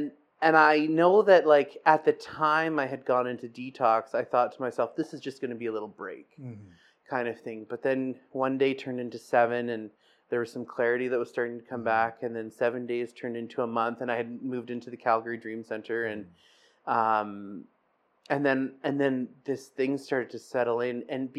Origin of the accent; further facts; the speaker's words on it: Scotland, United Kingdom; and I'm Scottish, so that was like like a go-to for me, right?